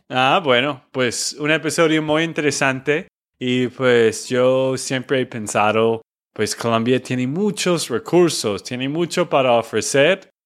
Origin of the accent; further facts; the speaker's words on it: Texas, United States; de Texas, Estados Unidos